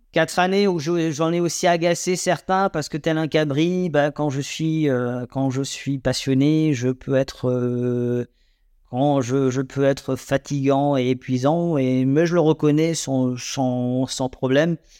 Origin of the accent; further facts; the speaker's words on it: Alsace, Grand Est, France; nous sommes des Alsaciens, Alsaciennes, Alsaciens